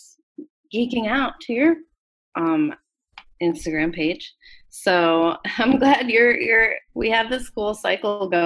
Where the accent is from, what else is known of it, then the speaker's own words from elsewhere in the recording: Harford County, Maryland, United States; I was born and raised in Harford County, Maryland, which is the county to the northeast of Baltimore County